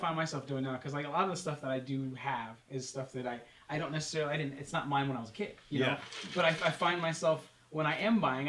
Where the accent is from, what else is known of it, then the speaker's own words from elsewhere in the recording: Las Vegas, Nevada, United States; I grew up, I was born here in Vegas